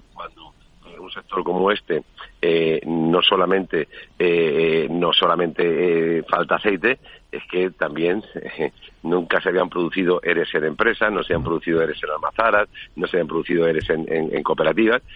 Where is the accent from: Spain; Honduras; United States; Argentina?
Spain; somos nosotros los españoles